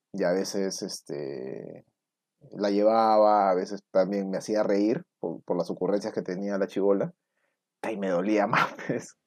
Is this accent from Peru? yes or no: yes; Lima, Peru; ni siquiera he salido de Lima, pues, en paseo. Ni en, viaje de promo salí de Lima